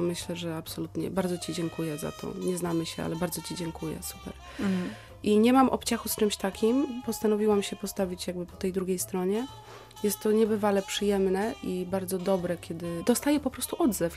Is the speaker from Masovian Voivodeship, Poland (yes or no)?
no; Słupsk, Pomeranian Voivodeship, Poland; moved away as an adult; also born or lived in Elbląg; now in Wrocław, Poland; Urodziłam się w Elblągu. Moim miastem rodzinnym jest Słupsk, w którym spędziłam 18 lat życia, mieszkając z rodzicami